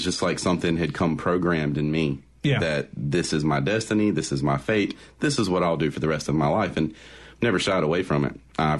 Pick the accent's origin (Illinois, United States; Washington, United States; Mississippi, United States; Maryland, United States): Mississippi, United States; Forest; born or raised there; also born or lived in Fairfield, Alabama / Jackson, Mississippi